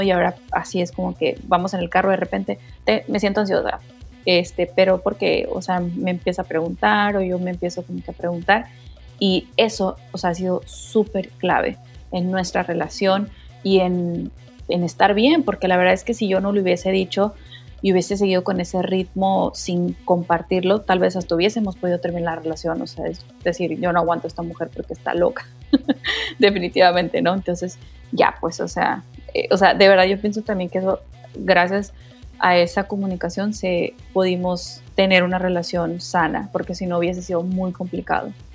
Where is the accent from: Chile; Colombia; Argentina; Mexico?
Mexico; como decimos en México